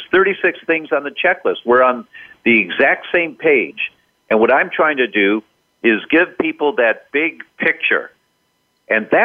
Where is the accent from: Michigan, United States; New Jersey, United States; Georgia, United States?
Michigan, United States; Detroit; I was born and raised in Detroit